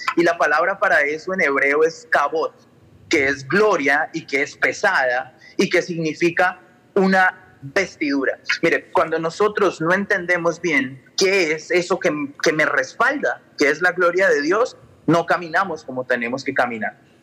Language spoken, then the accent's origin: Spanish; Colombia; moved away; yo vengo de Colombia